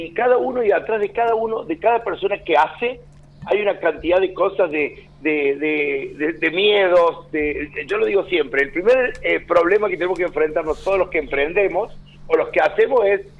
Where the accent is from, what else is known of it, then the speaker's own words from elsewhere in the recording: Río Cuarto, Córdoba, Argentina; moved away; Claro, de Río Cuarto hasta la muerte